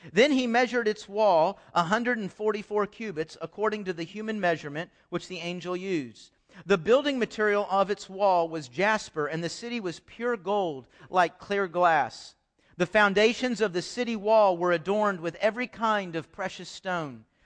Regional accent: Houston, Texas, United States; also born or lived in Dallas; I grew up in Houston

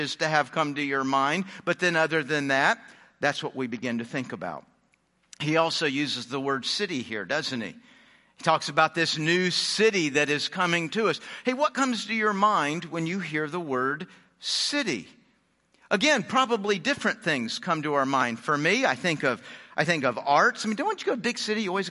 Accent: Houston, Texas, United States; also born or lived in Phoenix / Dallas; I was born in Phoenix. I grew up in Houston. I've lived in Dallas.

